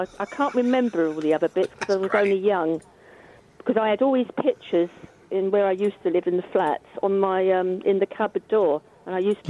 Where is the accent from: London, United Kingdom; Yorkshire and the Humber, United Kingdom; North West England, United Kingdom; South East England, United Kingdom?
London, United Kingdom; now in Essex, United Kingdom; I'm from London, really.